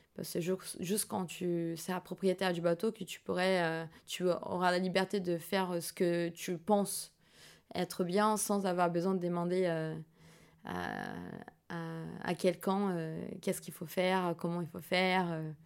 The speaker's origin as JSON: {"language": "French", "region": "São Paulo", "country": "Brazil", "tie": "born or raised there", "second_language": "French", "said": "je suis née à São Paulo, c'est un peu la New York brésilienne"}